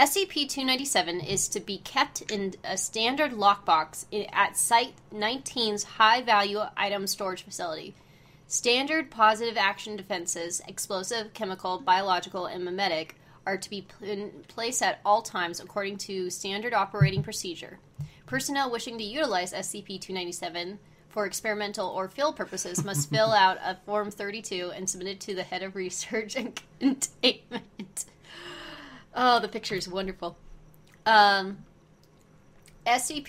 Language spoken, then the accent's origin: English; United States; I am American